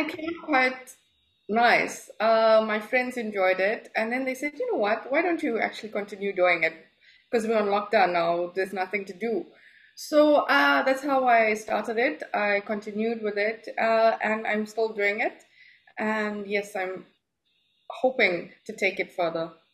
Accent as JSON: {"language": "English", "country": "South Africa", "moved": "as an adult", "lives_now": "Dubai, United Arab Emirates", "said": "I'm from South Africa. I've uh, been in Dubai for the past four years now"}